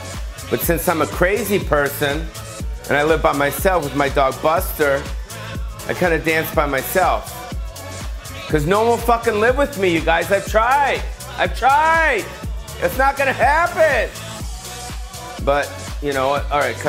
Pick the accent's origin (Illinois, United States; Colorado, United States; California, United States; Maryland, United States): California, United States; Los Angeles; Born and raised in Los Angeles.